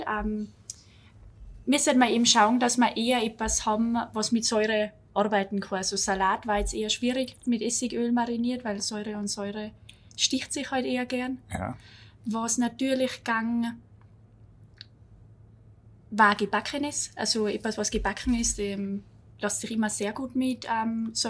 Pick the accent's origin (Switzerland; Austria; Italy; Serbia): Austria; egal in welcher äh, Weingut das man kommt bei uns in Österreich, es sind eigentlich immer, oder Großteil ist immer Familien dahinter.